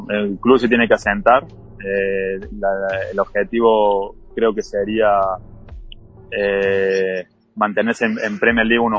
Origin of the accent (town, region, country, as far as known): Argentina; moved away as an adult; also born or lived in England